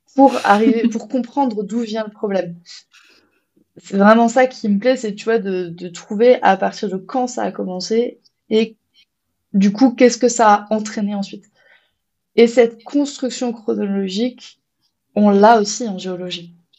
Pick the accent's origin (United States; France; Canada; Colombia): France; chez nous, en France